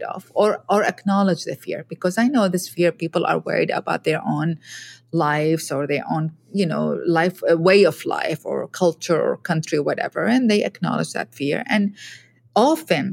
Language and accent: English; Iraq; I'm a woman from Iraq